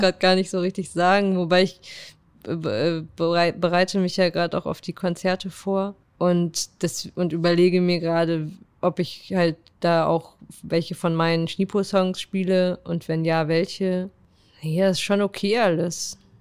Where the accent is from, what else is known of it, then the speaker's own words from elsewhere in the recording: Würzburg, Bavaria, Germany; moved away as an adult; also born or lived in Paderborn / Frankfurt; geboren bin ich in Paderborn und als ich zehn war, ist meine Familie nach Würzburg gezogen